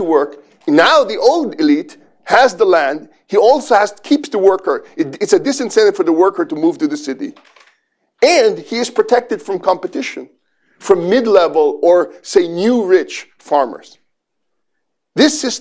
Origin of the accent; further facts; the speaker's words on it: Philippines; I've been growing up in the Philippines